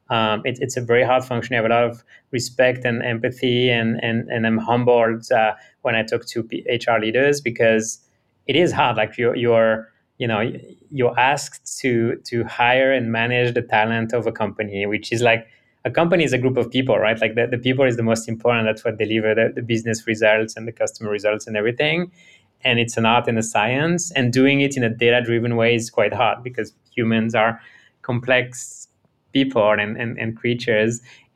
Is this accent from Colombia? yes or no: no; France; born there; I was born in France, but my parents immigrated to France from Romania and Syria in the 80s